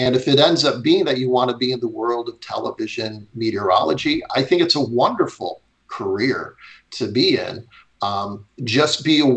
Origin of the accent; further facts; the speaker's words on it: Chicago, Illinois, United States; moved away; I grew up in Chicago